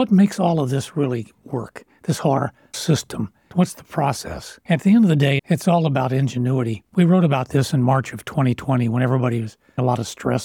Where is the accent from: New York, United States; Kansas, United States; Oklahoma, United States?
Kansas, United States; Lawrence; I grew up on Naismith Drive